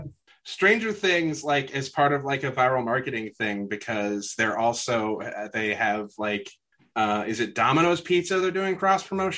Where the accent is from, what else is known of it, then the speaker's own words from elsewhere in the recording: the Midwest, Kansas, United States; I'm from the Midwest